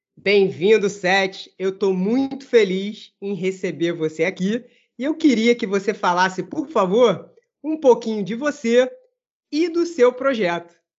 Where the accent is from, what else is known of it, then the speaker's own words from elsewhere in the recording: Brazil; Mesmo eu sendo brasileiro